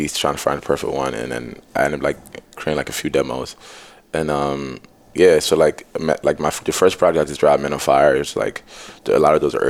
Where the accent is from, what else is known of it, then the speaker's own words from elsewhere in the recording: New York City, New York, United States; also born or lived in Nigeria; I was born in Nigeria. Moved to Brooklyn when I was 8. I grew up in... I'm pretty much raised in Brooklyn.